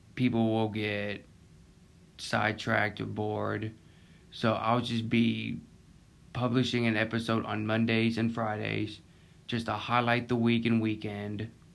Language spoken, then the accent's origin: English; Pensacola, Florida, United States; also born or lived in Pace, Florida; I was born in Pensacola, Florida, and I live in Pace, Florida, just a couple minutes away from Pensacola